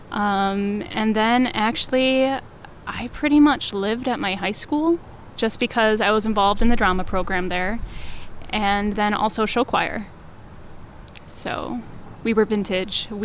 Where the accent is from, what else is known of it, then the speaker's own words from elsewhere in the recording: Neenah, Wisconsin, United States; Yes, I am from Neenah. I don't know that I would call it jazzy.